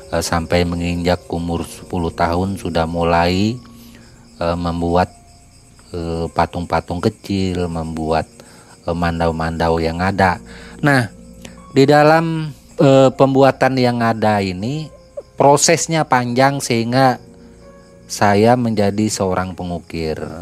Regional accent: West Kutai Regency, East Kalimantan, Indonesia; kampung saya di daerah Kabupaten Kutai Barat, Kalimantan Timur, tepatnya di Desa Lempuna.

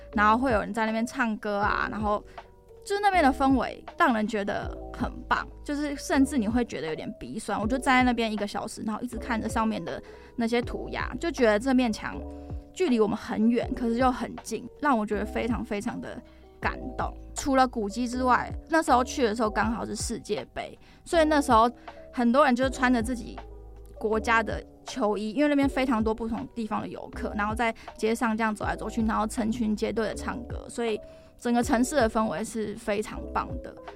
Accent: Taiwan; 我就说，哦，台湾

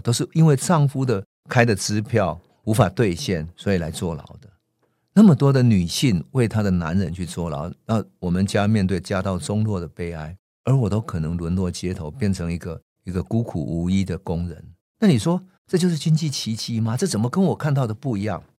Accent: Taiwan; moved away; 我的家乡台湾

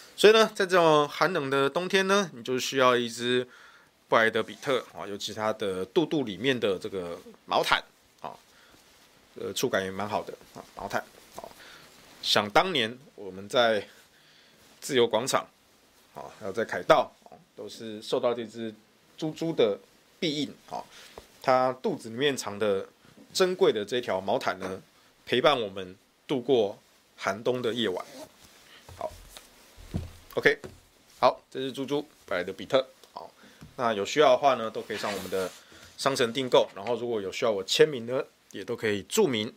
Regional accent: Taichung, Taiwan; 对我们台中人来说

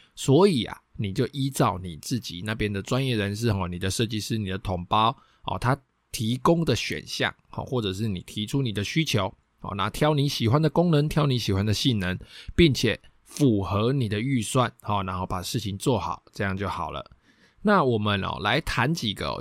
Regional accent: Taiwan; 我们台湾人最爱装的铁窗、锻造窗

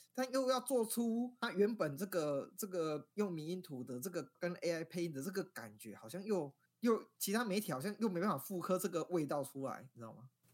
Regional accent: Taiwan; 我们台湾人

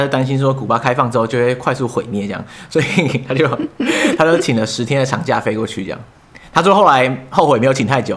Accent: Taiwan; “哎、欸，你们哪里来的啊？”他说：“哦，台湾啊。”

